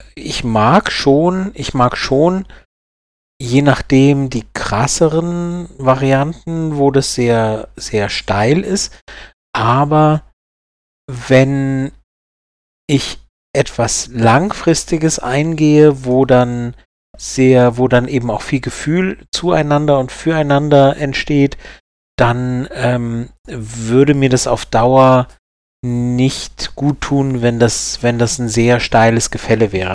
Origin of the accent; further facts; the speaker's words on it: Karlsruhe, Baden-Württemberg, Germany; bin ich ja aus Baden und äh, also Karlsruhe, Baden